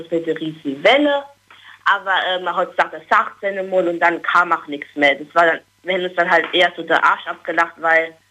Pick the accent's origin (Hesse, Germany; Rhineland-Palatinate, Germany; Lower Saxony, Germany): Rhineland-Palatinate, Germany; Billigheim-Ingenheim